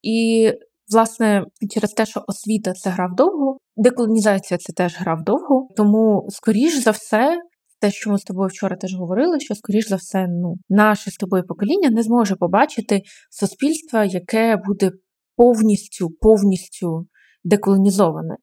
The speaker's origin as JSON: {"language": "Ukrainian", "region": "Kyiv", "country": "Ukraine", "tie": "born or raised there", "said": "я теж ну якби виросла в Києві, народилась тут"}